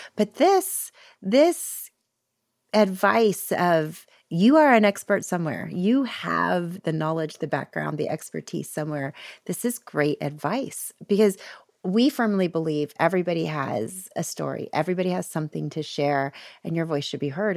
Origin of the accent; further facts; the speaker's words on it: Florida, United States; I grew up in Florida